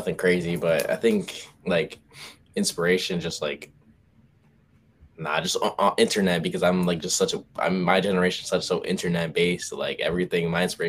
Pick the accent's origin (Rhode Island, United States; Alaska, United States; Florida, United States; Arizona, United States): Rhode Island, United States; Newport; I'm from Rhode Island, Newport area specifically.